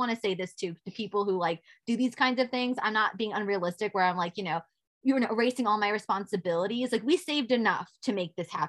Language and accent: English; New York City, New York, United States; as a New Yorker, like you see these things all the time and you take it for granted.